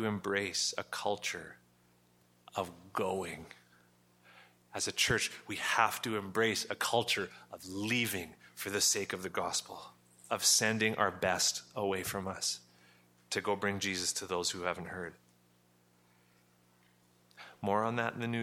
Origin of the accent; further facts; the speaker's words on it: Western Canada, Canada; I'm a white Canadian. I grew up here in Western Canada, surrounded by mostly white people